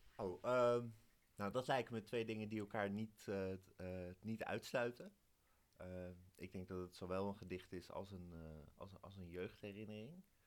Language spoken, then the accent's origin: Dutch; Wijk bij Duurstede, Utrecht, Netherlands; ik kom uit Wijk. Dat is hier 8 kilometer vandaan